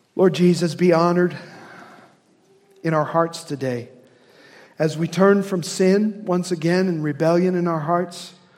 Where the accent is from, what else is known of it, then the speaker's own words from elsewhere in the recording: Indiana, United States; accent: Hoosier; My Hoosier accent